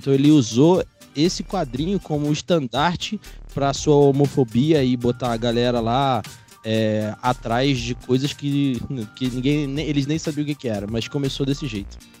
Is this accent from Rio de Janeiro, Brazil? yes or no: yes; Rio de Janeiro, Brazil; eu sou oriundo lá do Rio de Janeiro